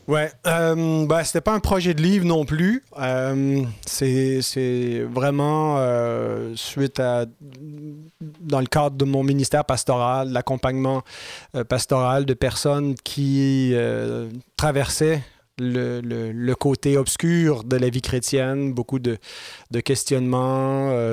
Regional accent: Saint-Jérôme, Quebec, Canada; c'est ma ville natale même

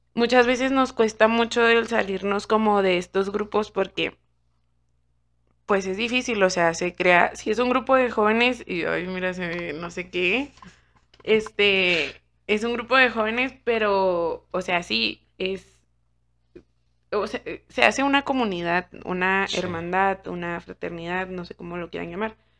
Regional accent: Chihuahua, Mexico; nosotros somos de Chihuahua.

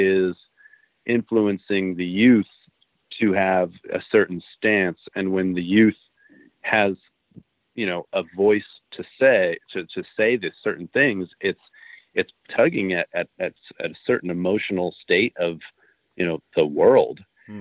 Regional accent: United States; I straight up just tell people I'm Canadian. I don't even bother with saying I'm American.

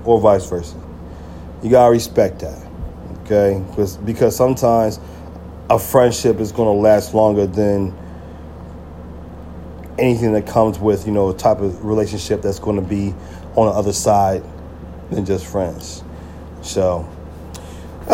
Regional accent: New Jersey, United States; when I came back to Jersey

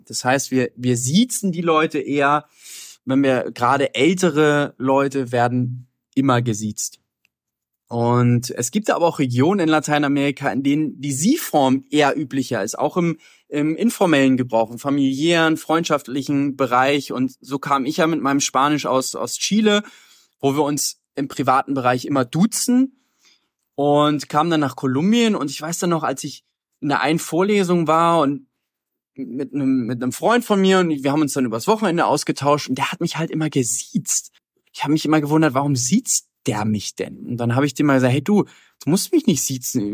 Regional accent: Hamburg, Germany; also born or lived in Berlin / Colombia; aus Hamburg, wo ich herkomme

